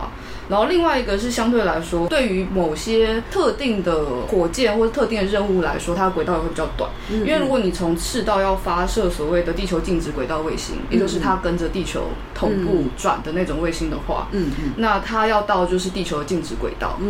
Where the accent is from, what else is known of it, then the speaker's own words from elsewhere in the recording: Taiwan; 我是台湾人，我日文烂，请你原谅我。